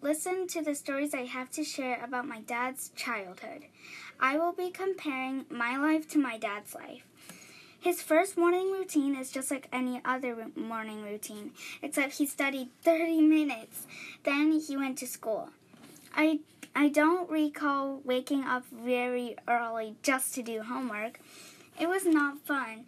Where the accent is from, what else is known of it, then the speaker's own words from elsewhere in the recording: New York City, New York, United States; I was born in New York City